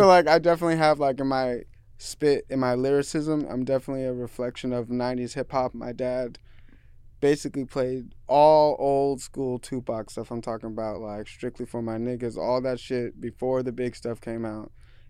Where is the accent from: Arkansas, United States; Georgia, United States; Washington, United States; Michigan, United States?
Washington, United States; Seattle; I listened to a lot of rock growing up in Seattle and the area that I was in.